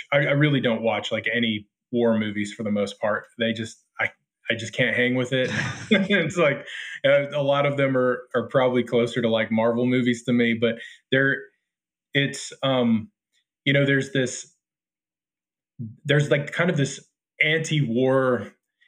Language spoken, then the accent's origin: English; United States; I'm an American. My family has been here since 1635